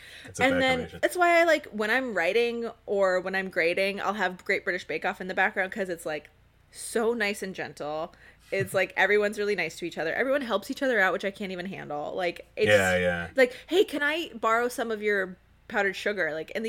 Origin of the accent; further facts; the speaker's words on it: Cairo, Cairo Governorate, Egypt; So growing up in Cairo and like traveling and living there various times in my life, like we'd come home with bags of za'atar